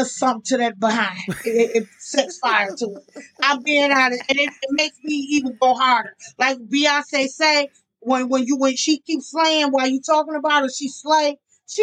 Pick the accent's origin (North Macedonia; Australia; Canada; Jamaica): Jamaica; I'm Jamaican